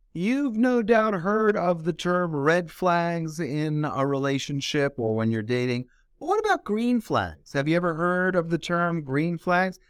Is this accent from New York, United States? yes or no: no; Los Angeles, California, United States; born and raised in Los Angeles